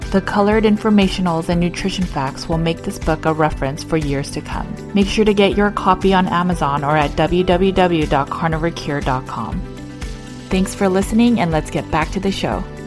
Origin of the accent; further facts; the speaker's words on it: Los Angeles, California, United States; I was born and raised in Los Angeles, California